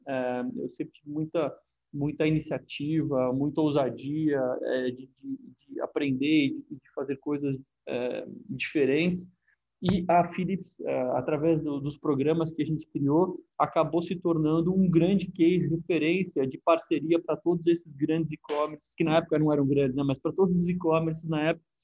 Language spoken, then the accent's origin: Portuguese; Brazil; aqui no, no nosso país